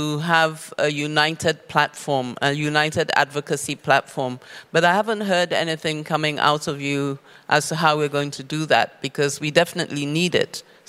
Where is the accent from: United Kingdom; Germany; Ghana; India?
Ghana; I'm from Ghana